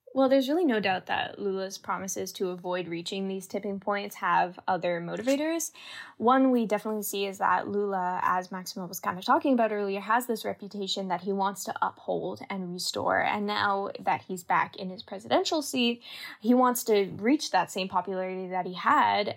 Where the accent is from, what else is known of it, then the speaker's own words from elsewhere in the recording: Canada; moved away; I grew up in Canada